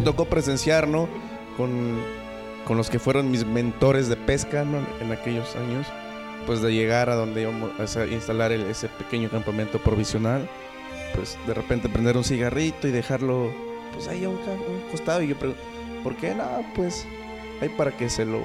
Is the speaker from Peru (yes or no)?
no; Jalcomulco, Veracruz, Mexico; Yo soy de Jalcomulco